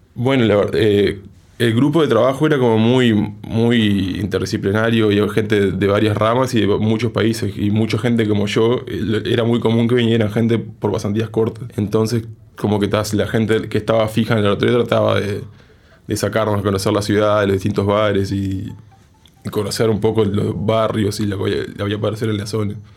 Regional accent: Uruguay

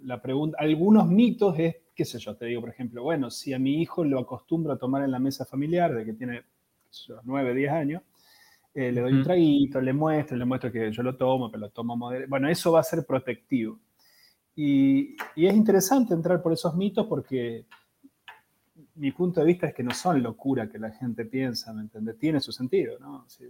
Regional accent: Argentina

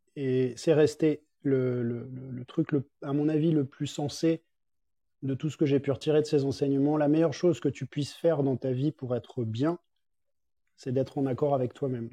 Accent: Paris, Île-de-France, France; moved away as an adult; also born or lived in Biarritz; now in Geneva, Switzerland; je suis parisien de base et j'ai grandi vécu à Paris toute ma vie

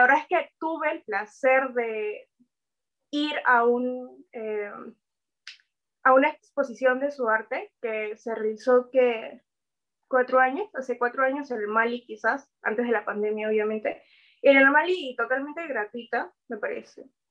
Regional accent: Peru; nuestra historia como peruanos

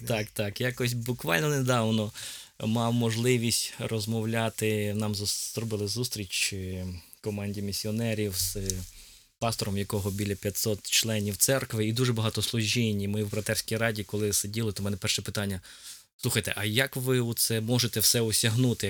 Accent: Dubno, Rivne Oblast, Ukraine; also born or lived in Donetsk / Lipetsk; now in Semyduby, Ukraine; я народився в місті Дубно і був в церкві Віфанія десь двох років

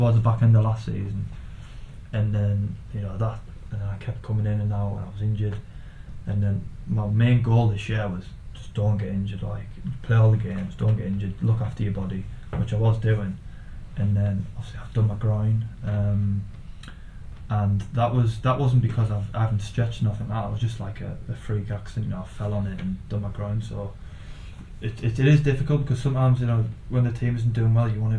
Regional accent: Middlesbrough, North East England, United Kingdom; playing for my hometown team

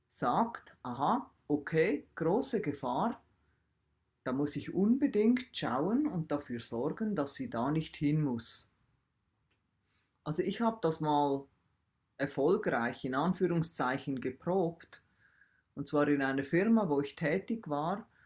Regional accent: Switzerland; also in der einer Welt, wie wir als Schweizer leben, wo Milch und Honig und was auch immer fließen

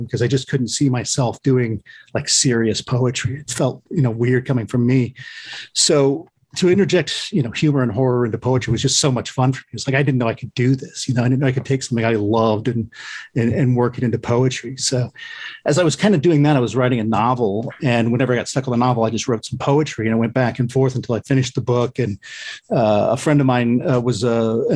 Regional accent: Lima, Ohio, United States; I grew up in a pretty small town in Lima.

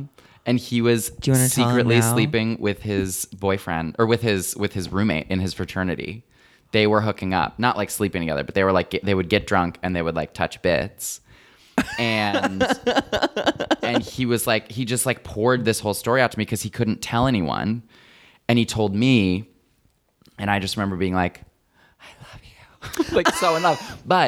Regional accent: Flint, Michigan, United States; Oh, well, that's where Interlochen is. I grew up right outside of Flint.

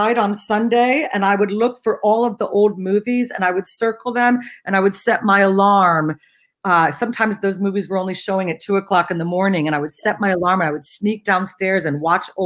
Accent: Cincinnati, Ohio, United States; when I grew up in Cincinnati

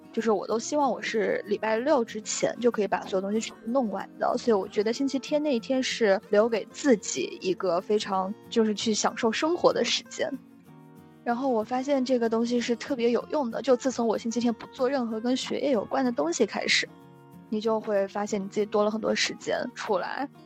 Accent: Guangdong, China; moved away as an adult; now in United States; 因为我们是在中国长大的，然后又去到国外

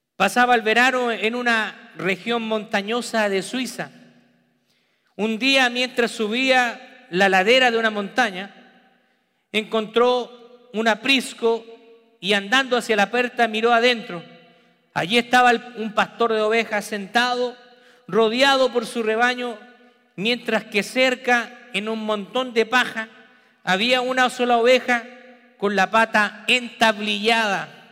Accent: Peru; also born or lived in Memphis, Tennessee / Texas; now in United States

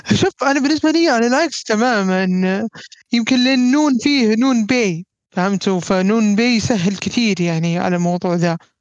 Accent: Saudi Arabia; عندنا في السعوديه العربيه

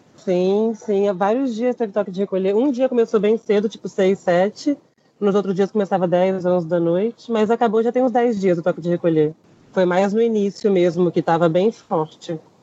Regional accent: Brazil; moved away as an adult; now in Chile; sou do Brasil, eu te juro que eu sou do Brasil

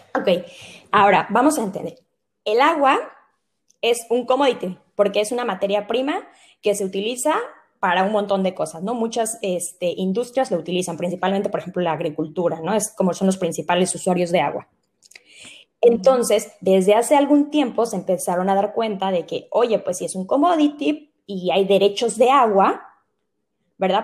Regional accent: Mexico; nosotros como mexicanos

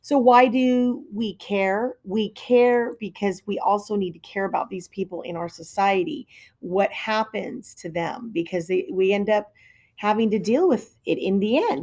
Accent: Hawaii, United States; moved away; I grew up in Hawaii

